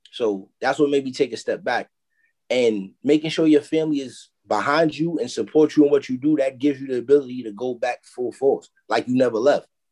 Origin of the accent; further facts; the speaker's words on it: New York City, New York, United States; I come from Harlem.